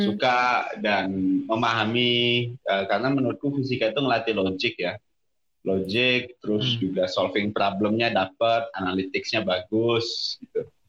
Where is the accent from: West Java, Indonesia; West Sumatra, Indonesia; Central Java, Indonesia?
West Sumatra, Indonesia; Padang; moved away as an adult; also born or lived in Depok / London; now in South Tangerang, Indonesia; gue sampai SMA itu da, uh, di Sumatera Barat, khususnya Kota Padang dari lahir sampai SMA di sana. Jadi mungkin teman-teman dengar bahasa Indonesia gue masih rada taste rendangnya ini.